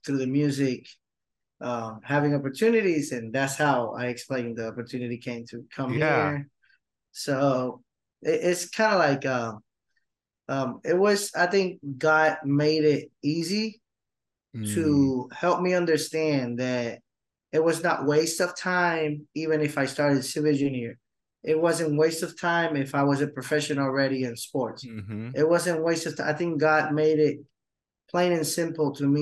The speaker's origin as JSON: {"language": "English", "country": "Puerto Rico", "tie": "born or raised there", "said": "I ended up staying in Puerto Rico, going to college, start working, and then got super involved in the ministry in my hometown local church."}